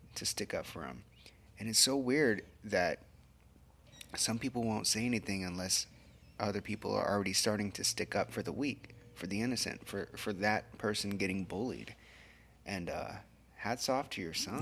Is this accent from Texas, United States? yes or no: yes; Corpus Christi, Texas, United States; now in Kerrville, United States; I wasn't born here. I was born in Corpus and then, you know, we found our way over here.